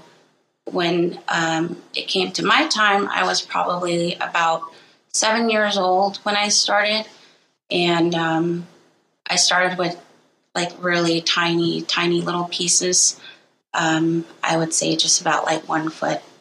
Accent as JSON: {"language": "English", "town": "Rock Point", "region": "Arizona", "country": "United States", "said": "I am from Rock Point, Arizona, and I am a Diné weaver"}